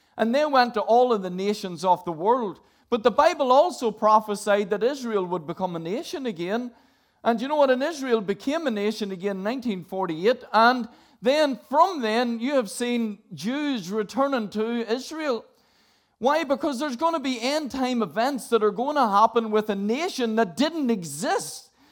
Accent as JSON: {"language": "English", "region": "Northern Ireland", "country": "United Kingdom", "tie": "born or raised there", "said": "I grew up in Northern Ireland"}